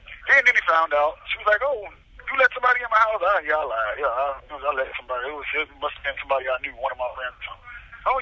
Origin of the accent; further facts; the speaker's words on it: Miami, Florida, United States; I'm from Miami